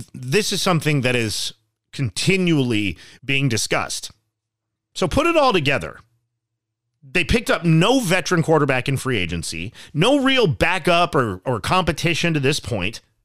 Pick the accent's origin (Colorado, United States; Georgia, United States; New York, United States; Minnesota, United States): Colorado, United States; Castle Rock; also born or lived in Denver, Colorado; I grew up in Castle Rock, Colorado